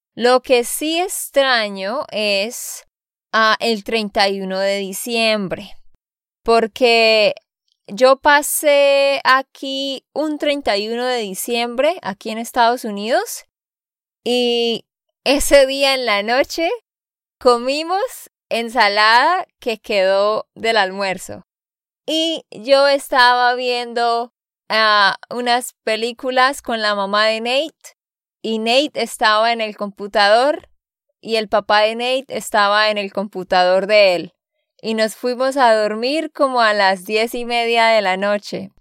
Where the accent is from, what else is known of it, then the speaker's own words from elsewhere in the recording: Santander, Colombia; de Santander, Colombia